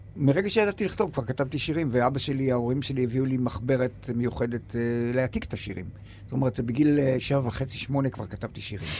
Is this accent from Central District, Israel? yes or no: no; Yagur, Haifa District, Israel; ביגור, כשהייתי ילד